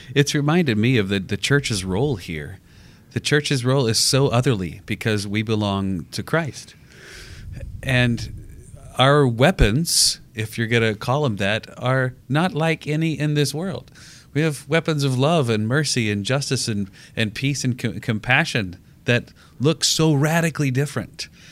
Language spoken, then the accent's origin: English; United States; as an American